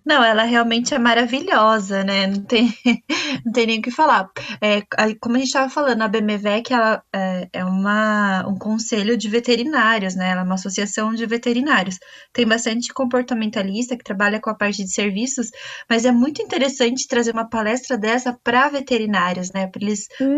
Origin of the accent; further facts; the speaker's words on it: Brazil; somos nós brasileiros